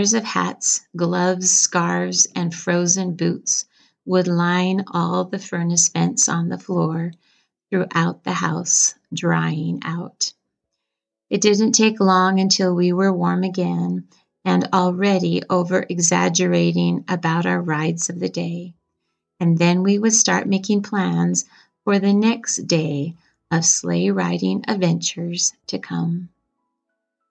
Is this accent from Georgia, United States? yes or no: no; Bear River City, Utah, United States; When I was a child growing up in Bear River City